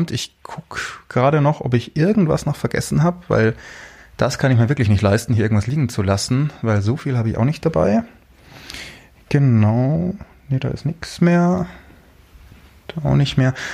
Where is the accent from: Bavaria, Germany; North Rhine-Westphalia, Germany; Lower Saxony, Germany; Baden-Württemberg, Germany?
Bavaria, Germany; Munich; bin aus München, arbeite dort beim Radio